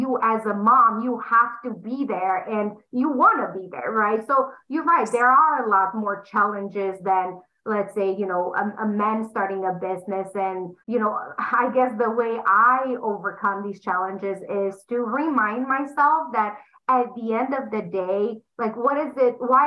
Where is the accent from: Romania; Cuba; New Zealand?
Romania; English is a second language; moved away as an adult; now in United States; I'm sure they're going to pick up on the accent. I'm from Romania. I came to US when I was 20 years old